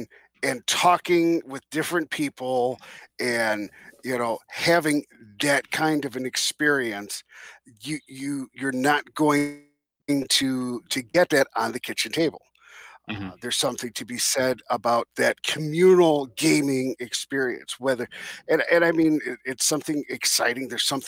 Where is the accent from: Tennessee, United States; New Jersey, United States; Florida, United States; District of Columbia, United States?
New Jersey, United States; Are you from Jersey? I'm from Jersey.